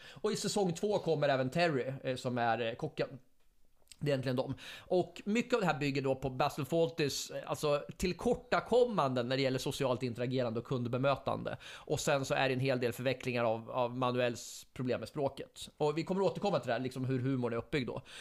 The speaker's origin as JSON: {"language": "Swedish", "town": "Fällingsbro", "region": "Örebro County", "country": "Sweden", "said": "jag är från Fällingsbro, man fick alltid smeknamn, alla, ett nytt smeknamn varje vecka"}